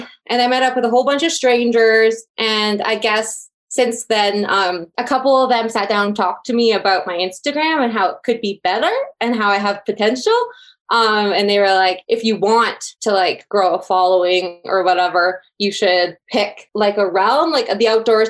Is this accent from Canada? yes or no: yes; Red Deer, Alberta, Canada; Everyone just assumes I'm from Calgary or from Banff. So I've really started to talk more about Red Deer in my stories.